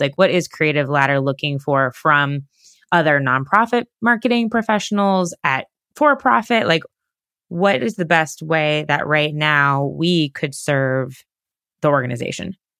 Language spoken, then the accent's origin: English; Sarasota, Florida, United States; I'm from Sarasota, Florida